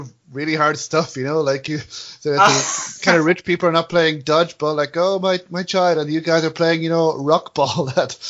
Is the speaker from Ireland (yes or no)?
yes; Dublin, Ireland